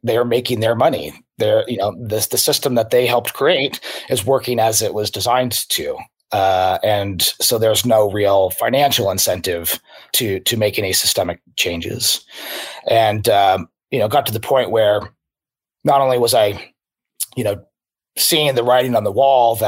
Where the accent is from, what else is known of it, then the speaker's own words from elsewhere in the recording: Spokane, Washington, United States; moved away; also born or lived in San Francisco / Seattle; So I grew up in Spokane, Washington, and Eastern Washington